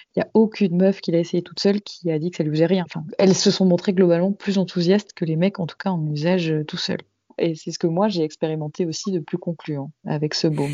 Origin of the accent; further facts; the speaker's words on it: Toulouse, Occitania, France; je suis toulousaine d'origine et maintenant j'habite à quelques heures de Toulouse dans la campagne